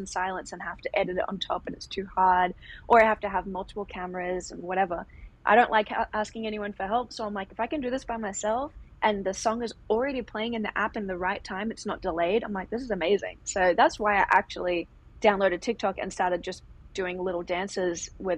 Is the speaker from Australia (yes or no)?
yes; Australia; moved away as an adult; now in Los Angeles, United States; I grew up in Australia, did all my training there.